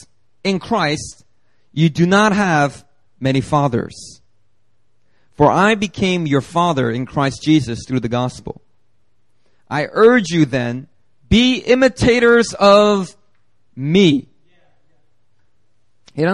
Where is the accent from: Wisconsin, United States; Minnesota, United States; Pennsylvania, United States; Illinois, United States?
Pennsylvania, United States; Philadelphia; moved away; back in Philadelphia when I grew up in Philly